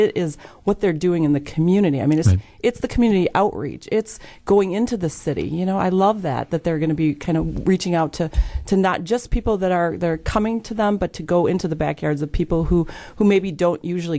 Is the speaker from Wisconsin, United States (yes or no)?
yes; Milwaukee, Wisconsin, United States; they found out I was from Milwaukee